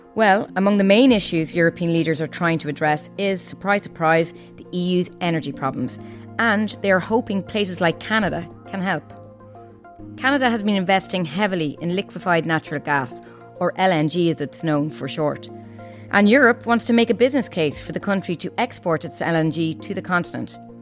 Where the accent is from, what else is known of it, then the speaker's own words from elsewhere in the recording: Ireland; moved away as an adult; now in Brussels, Belgium; I'm from Ireland, as you may have guessed from my accent